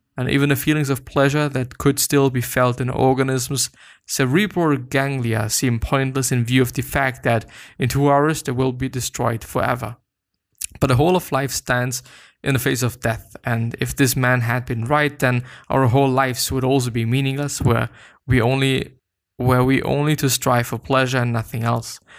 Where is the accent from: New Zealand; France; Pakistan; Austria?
Austria; I'm from Austria